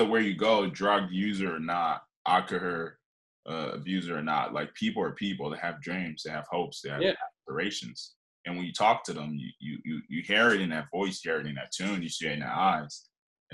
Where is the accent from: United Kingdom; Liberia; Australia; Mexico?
Liberia; moved away; also born or lived in Philadelphia, Pennsylvania / Scranton, Pennsylvania; I grew up in West Africa in Liberia